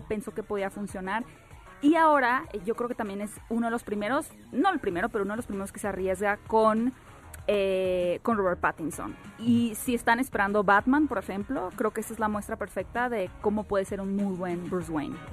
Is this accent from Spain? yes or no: no; northern Mexico, Mexico; moved away; soy súper norteña. Exacto. Y allá tenemos muy buena palabra de honor